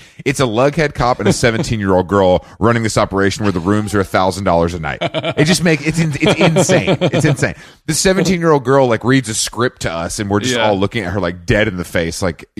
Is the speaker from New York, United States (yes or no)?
yes; New York City, New York, United States; I'm a New Yorker.